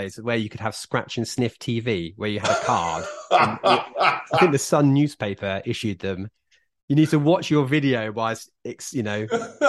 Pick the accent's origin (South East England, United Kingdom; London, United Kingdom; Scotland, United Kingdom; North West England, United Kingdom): South East England, United Kingdom; Isle of Wight; I was from the Isle of Wight